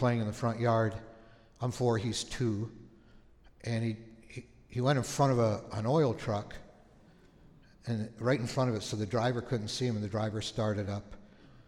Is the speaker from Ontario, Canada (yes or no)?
yes; Thunder Bay, Ontario, Canada; moved away; We grew up in Canada, on the north side of the Lake Superior called Thunder Bay